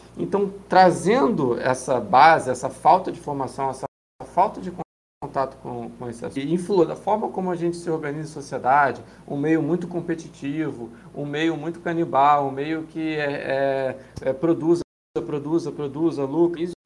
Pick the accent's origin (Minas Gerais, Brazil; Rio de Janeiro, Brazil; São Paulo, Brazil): Rio de Janeiro, Brazil; sou aqui do Rio de Janeiro